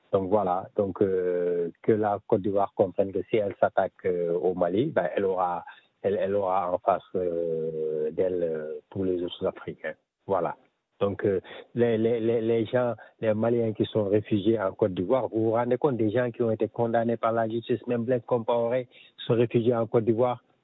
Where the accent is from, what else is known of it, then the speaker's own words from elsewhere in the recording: Senegal; je suis sénégalais.